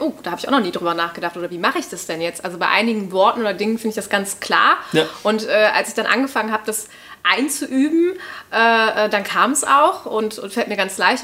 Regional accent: Cologne, North Rhine-Westphalia, Germany; accent: Hochdeutsch; moved away as an adult; now in Vienna, Austria; Die haben sich dann in Köln kennengelernt. Ähm, also somit bin ich Kölnerin, aber ich spreche ja verhältnismäßig Hochdeutsch

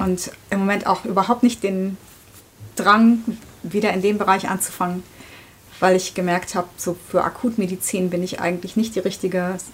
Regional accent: southern Hesse, Germany; moved away as an adult; also born or lived in Netherlands / Marburg; geboren in Holland, aufgewachsen in Südhessen.

